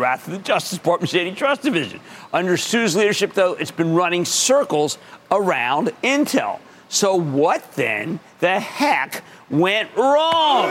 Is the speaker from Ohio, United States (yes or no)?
no; Philadelphia, Pennsylvania, United States; accent: Philadelphia; my Philadelphia accent